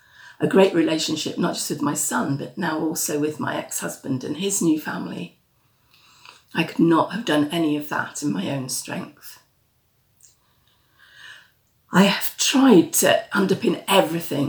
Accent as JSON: {"language": "English", "country": "United Kingdom", "tie": "born or raised there", "also_born_or_lived": "Yorkshire / Dorset", "moved": "as an adult", "lives_now": "Liverpool, United Kingdom", "said": "I was born in Yorkshire, but brought up near London"}